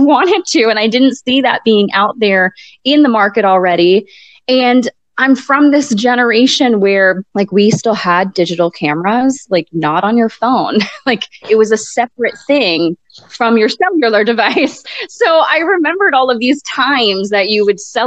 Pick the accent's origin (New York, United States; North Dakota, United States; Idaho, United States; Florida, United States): Florida, United States; moved away as an adult; also born or lived in Hartford, Connecticut / South Carolina / Haiti; now in Robesonia, United States; he would happen to be down in Florida in my hometown